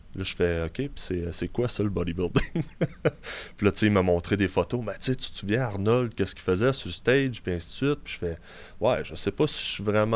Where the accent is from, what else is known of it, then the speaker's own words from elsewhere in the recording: Quebec City, Quebec, Canada; also born or lived in Longueuil; je viens de Québec. mes deux parents étaient dans, dans l'armée, donc on a été mutés ici. D'origine, en fait, je viens de Longueuil. Je suis né à Longueuil jamais réellement resté là longtemps, puisque comme j'ai dit, mes, mes parents ont été mutés à Québec